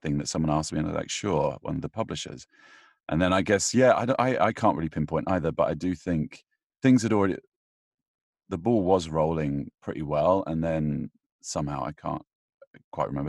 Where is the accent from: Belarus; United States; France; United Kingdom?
United Kingdom; I'm British